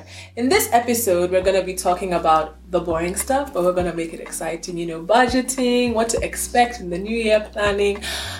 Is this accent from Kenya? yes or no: yes; Kenya; That's just the thing that I'm not Kenyan in. I don't find myself in Shags in the holidays. I was in Nairobi with the family.